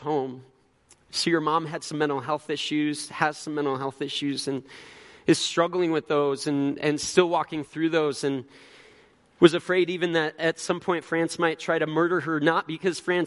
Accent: Illinois, United States; now in Tempe, United States; Growing up in Illinois

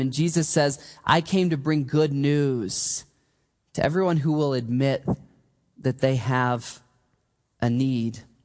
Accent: Michigan, United States; I grew up in Michigan

